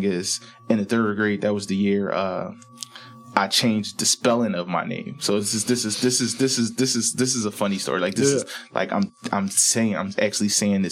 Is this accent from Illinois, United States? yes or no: no; Philadelphia, Pennsylvania, United States; born and raised in Southwest Philly, moved to West Philly, Mill Creek Projects.